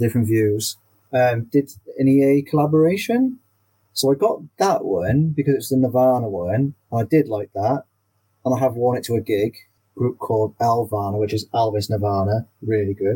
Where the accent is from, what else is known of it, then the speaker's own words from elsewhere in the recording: Wales, United Kingdom; being a Welsh person